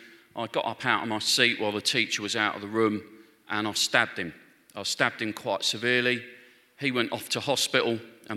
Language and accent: English; London, United Kingdom; I grew up in Northwest London. My family were Catholic, so I went to church from a very early age